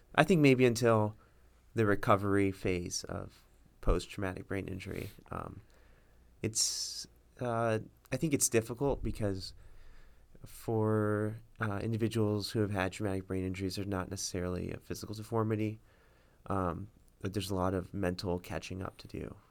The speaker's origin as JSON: {"language": "English", "town": "Miami Springs", "region": "Florida", "country": "United States", "tie": "born or raised there", "said": "I grew up in Miami Springs"}